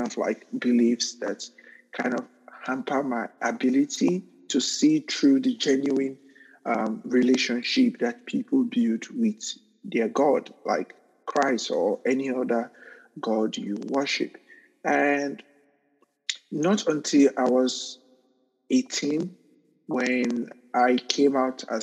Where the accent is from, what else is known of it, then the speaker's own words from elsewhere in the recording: Nigeria; moved away as an adult; also born or lived in Newark, United States; now in United States; I was a victim of mob violence twice in my home country because of my sexual orientation